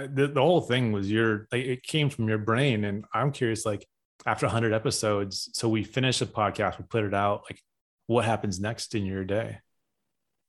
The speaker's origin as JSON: {"language": "English", "region": "Southern California", "country": "United States", "also_born_or_lived": "Orange County", "moved": "as an adult", "lives_now": "East Coast, United States", "said": "So I'm from Southern California, right? Like I just moved to the East Coast last year"}